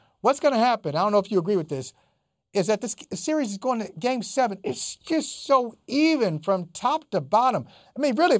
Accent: Akron, Ohio, United States; growing up in Northeast Ohio, grew up in Akron, Ohio, shout out Moeller Avenue, West Side. All right, so I grew up there

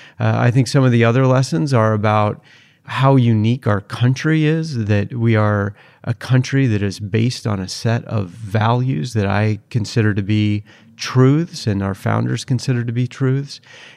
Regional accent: Seattle, Washington, United States; also born or lived in Utah; But I was born in Utah and raised in the Seattle, Washington area.

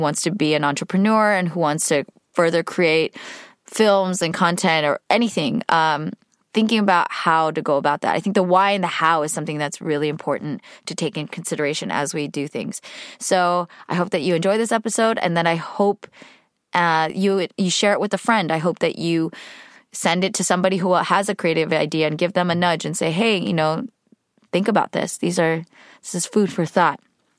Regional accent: California, United States; We don't need to talk about how old I am, but I grew up in the Bay Area, where boba has been around for quite a while.

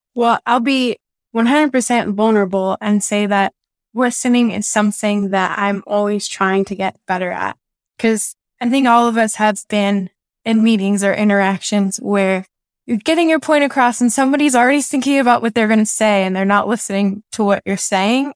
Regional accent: Southern California, United States; I grew up in Southern California

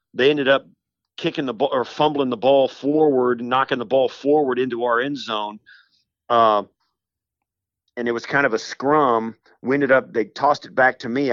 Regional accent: western Kansas, United States; moved away as an adult; also born or lived in Illinois; I grew up in western Kansas and rural Kansas.

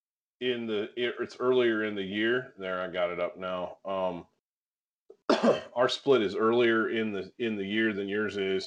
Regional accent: Michigan, United States; now in Wyoming, United States; growing up in Michigan

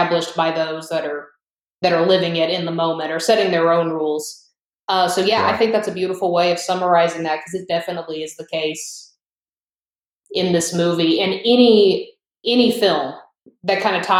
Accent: the South, United States; being a Southerner myself

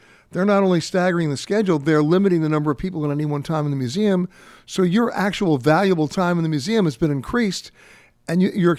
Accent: New York City, New York, United States; I'm born and raised in New York. I went to high school in the Bronx. I haven't been back to the Bronx in a long time.

